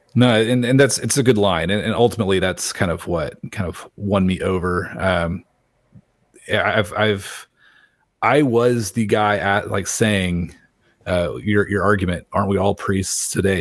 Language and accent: English; Little Rock, Arkansas, United States; I was born in Little Rock